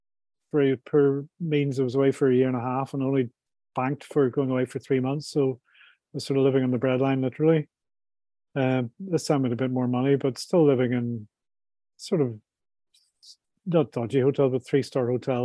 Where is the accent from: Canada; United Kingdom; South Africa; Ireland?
Ireland; I'm from Ireland, so more of a drinker than a food eater, you know.